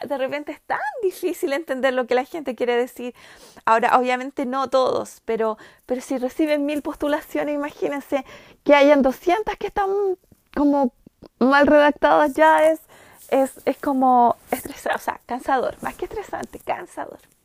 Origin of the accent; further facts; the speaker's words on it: Chile; first language Spanish; also born or lived in United States; soy chilena